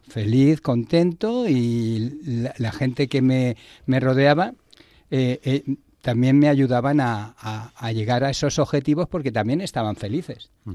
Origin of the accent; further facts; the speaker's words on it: Barcelona, Catalonia, Spain; moved away as an adult; now in Madrid, Spain; yo soy de Barcelona y vine a Madrid a, llevar una empresa